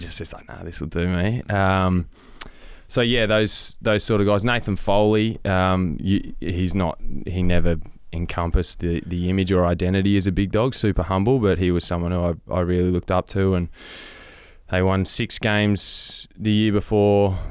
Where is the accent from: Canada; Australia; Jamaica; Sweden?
Australia; Western Victoria; I grew up on, you know, hundreds of acres in Western Victoria